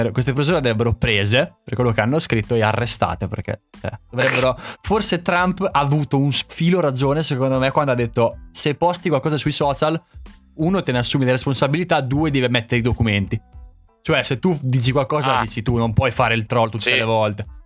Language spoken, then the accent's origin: Italian; Santarcangelo di Romagna, Emilia-Romagna, Italy; quanto ci metto a dimostrare che poi sono di Sant'Arcangelo?